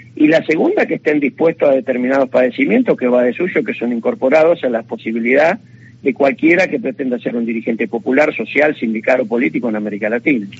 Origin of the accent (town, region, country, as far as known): Argentina